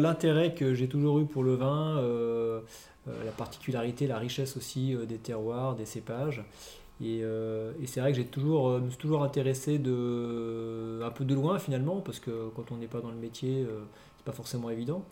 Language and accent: French; Lyon, Auvergne-Rhône-Alpes, France; nous on est lyonnais, on a grandi à Lyon, enfin on est parti à droite à gauche après, mais on a globalement plus vécu à Lyon qu'ailleurs